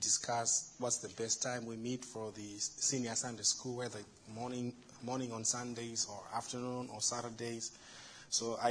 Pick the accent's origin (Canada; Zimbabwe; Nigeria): Zimbabwe; now in United States; In Africa, in my home country, Zimbabwe